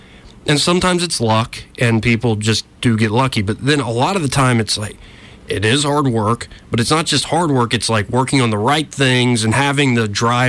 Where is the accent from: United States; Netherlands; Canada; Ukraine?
United States; California; all the neighborhoods I grew up in Southern California